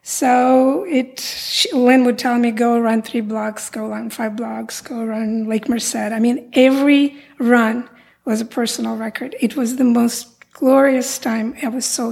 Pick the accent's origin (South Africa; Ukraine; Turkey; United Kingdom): Ukraine; Odesa, Odesa Oblast; now in United States; I was born in Odessa, Ukraine. I immigrated to America in the late 70s